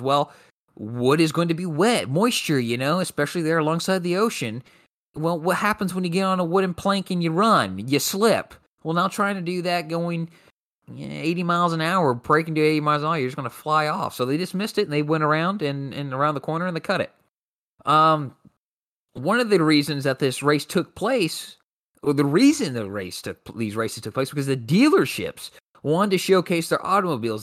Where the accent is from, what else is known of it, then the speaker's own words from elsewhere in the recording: Kokomo, Indiana, United States; my hometown of Kokomo, Indiana